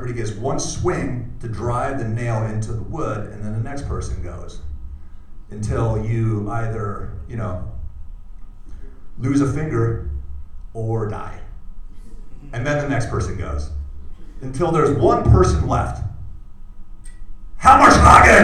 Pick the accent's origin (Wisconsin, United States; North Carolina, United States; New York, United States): Wisconsin, United States; I grew up in Wisconsin